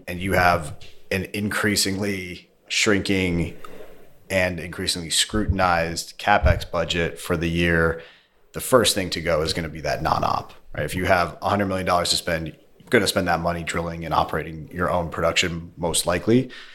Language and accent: English; Colorado, United States; moved away as an adult; also born or lived in upstate New York / China; I grew up in Colorado